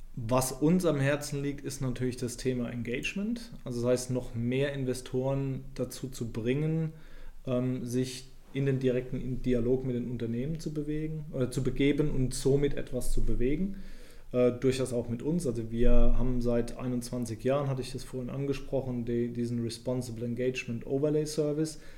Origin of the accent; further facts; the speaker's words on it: Rhineland-Palatinate, Germany; moved away; ich komme ursprünglich aus der Pfalz